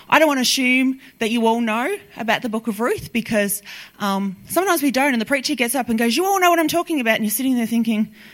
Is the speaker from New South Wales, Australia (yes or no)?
no; Melbourne, Victoria, Australia; I'm from Melbourne